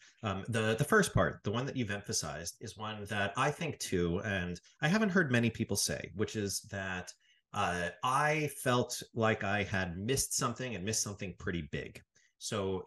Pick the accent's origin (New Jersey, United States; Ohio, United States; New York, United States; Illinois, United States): New York, United States; I grew up in New York